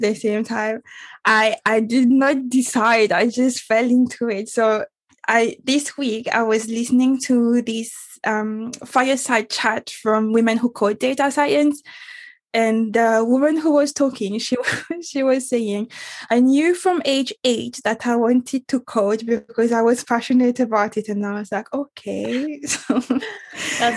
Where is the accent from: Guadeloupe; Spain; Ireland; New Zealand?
Guadeloupe; moved away as an adult; also born or lived in Paris; I moved from Guadeloupe, which is my island, best island on earth.